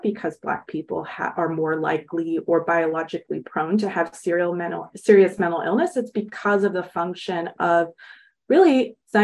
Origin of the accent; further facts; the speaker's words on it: Los Angeles, California, United States; I grew up in Los Angeles.